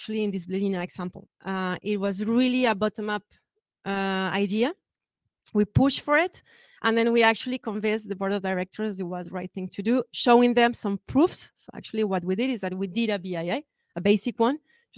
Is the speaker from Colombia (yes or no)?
yes; Colombia; now in France; Colombia, which is my home country